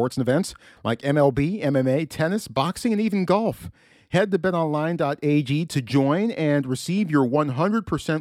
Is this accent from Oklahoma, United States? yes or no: yes; Oklahoma, United States; now in Palo Alto, United States; I come from Oklahoma